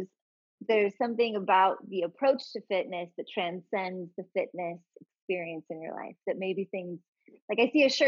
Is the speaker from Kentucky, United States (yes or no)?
no; Portland, Oregon, United States; I'm actually from Portland, so I am not a transplant.